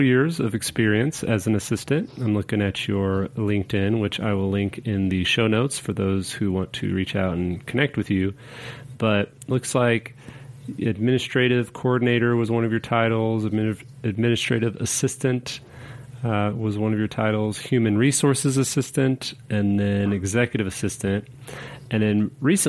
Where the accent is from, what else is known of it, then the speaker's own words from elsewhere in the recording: Kansas City, Missouri, United States; growing up in Kansas City, Missouri